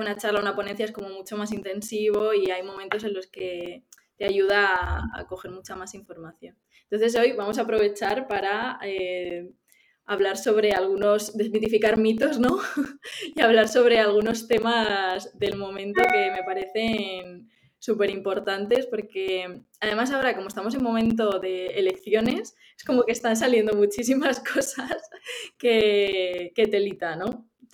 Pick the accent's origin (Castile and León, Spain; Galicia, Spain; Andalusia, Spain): Andalusia, Spain; Málaga; also born or lived in Ciudad Real; now in Pamplona, Spain; yo que soy de Málaga lo he vivido allí